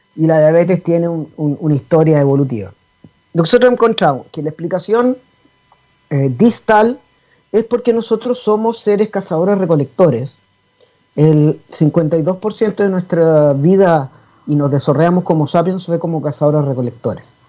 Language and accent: Spanish; Chile; así somos los chilenos